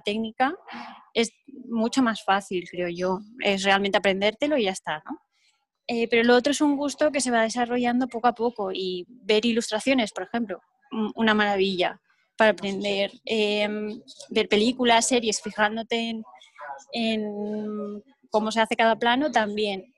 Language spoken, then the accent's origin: Spanish; Altea, Valencian Community, Spain; donde vivo, en Altea, eh, es el color del mar. Y mi pueblo, pues es un sitio que vayas a donde vayas prácticamente, tienes vistas al mar